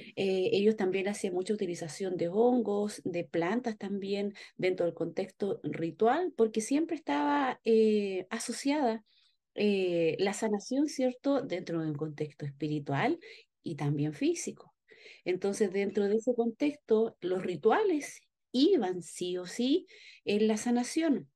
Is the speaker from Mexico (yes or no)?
no; Chile; nuestro escudo nacional